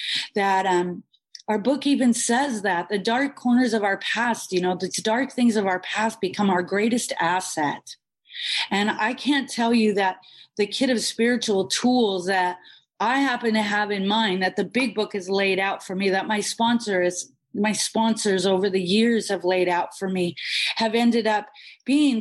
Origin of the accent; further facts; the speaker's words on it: Bellingham, Washington, United States; now in Boca Raton, United States; I was born and raised in the Pacific Northwest in Bellingham, Washington, a little south of Vancouver, BC